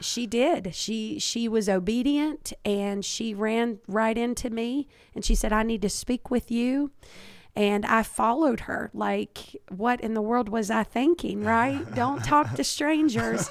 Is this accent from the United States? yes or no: yes; Kentucky, United States; I was born and raised in Kentucky.